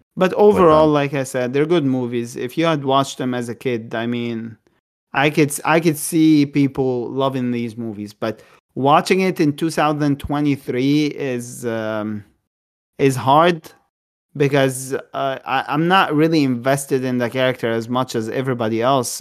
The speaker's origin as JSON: {"language": "English", "country": "Egypt", "tie": "born or raised there", "said": "I'm Egyptian. I was born in Egypt. I was raised in Egypt"}